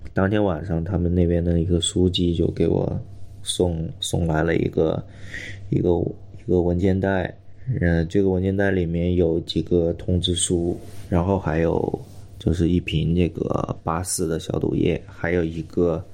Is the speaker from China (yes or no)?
yes; Wuhan, Hubei, China; 我是武汉人呀，我在武汉已经十年了